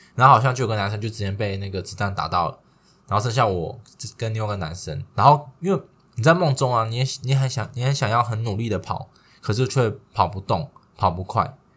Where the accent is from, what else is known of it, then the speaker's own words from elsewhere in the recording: Taiwan; 我们台湾人